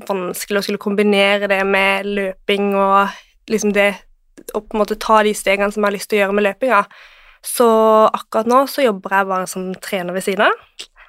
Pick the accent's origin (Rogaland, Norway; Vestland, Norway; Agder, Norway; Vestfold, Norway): Agder, Norway; Kristiansand; moved away as an adult; now in Oslo, Norway; jeg er fra Kristiansand.